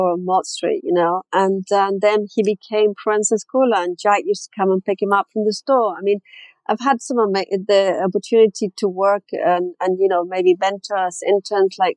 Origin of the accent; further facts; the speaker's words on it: Chile; moved away; I grew up in Chile